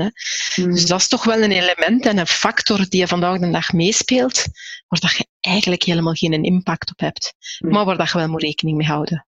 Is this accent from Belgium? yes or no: yes; Aarschot, Flanders, Belgium; Ik ben ook in Aarschot opgegroeid. Ik ben in Aarschot zelfs nog geboren.